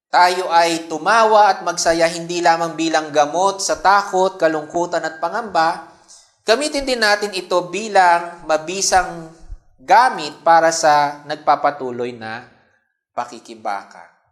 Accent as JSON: {"language": "Tagalog", "country": "Philippines", "said": "ating consciousness bilang Pilipino"}